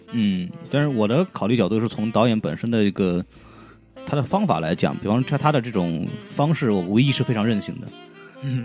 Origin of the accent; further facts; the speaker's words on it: Shanghai, China; 我作为一个在上海出生长大，并且不太会说上海话的上海人